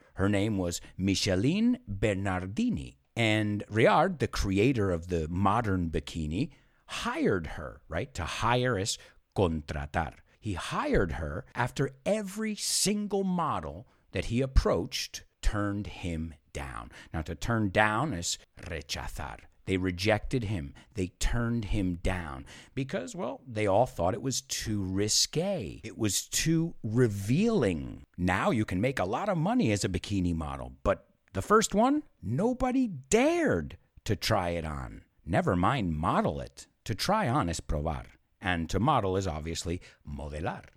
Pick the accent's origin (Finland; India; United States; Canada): United States; where we say take in the United States